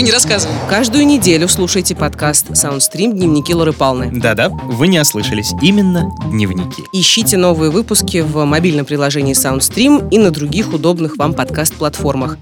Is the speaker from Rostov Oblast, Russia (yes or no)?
yes; Rostov-on-Don, Rostov Oblast, Russia; now in Moscow, Russia; я родом из Ростова-на-Дону